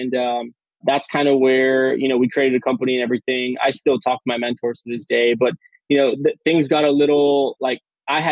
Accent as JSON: {"language": "English", "town": "McAllen", "region": "Texas", "country": "United States", "tie": "born or raised there", "also_born_or_lived": "San Antonio, Texas", "said": "I am in McAllen, Texas. Okay. I was born and raised in McAllen"}